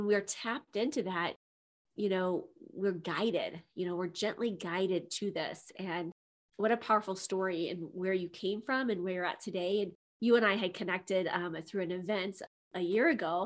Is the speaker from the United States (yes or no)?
yes; Midwest, United States; I'm from the Midwest